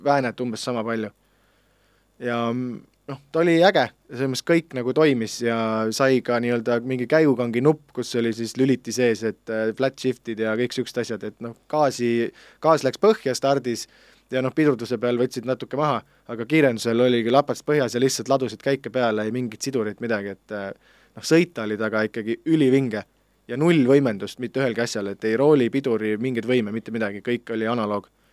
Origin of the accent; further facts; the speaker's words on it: Pärnu, Pärnu County, Estonia; üles olen kasvanud Pärnus, see Riia-poolses linna otsas, eramajade rajoonis